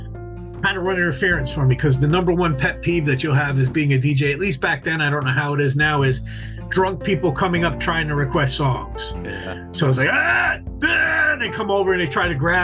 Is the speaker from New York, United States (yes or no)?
yes; New York, United States; moved away; a kid I grew up with in New York